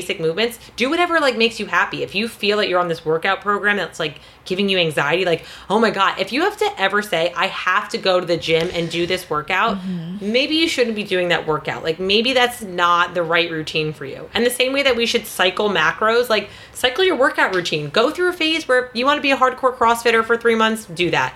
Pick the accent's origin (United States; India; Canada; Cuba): United States; New Jersey; I'm from New Jersey, so I'm from, like, the mecca of meatheads